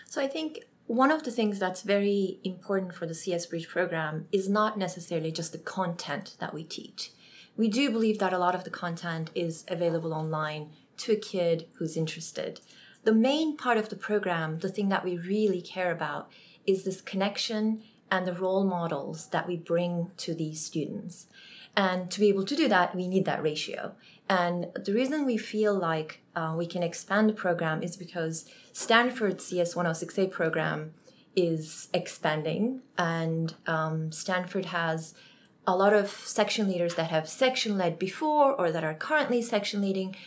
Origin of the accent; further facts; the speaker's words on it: Turkey; now in United States; I'm from Turkey